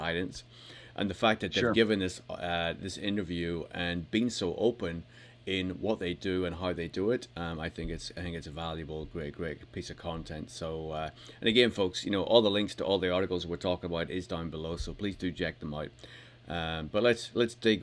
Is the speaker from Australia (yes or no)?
no; United Kingdom; I'm British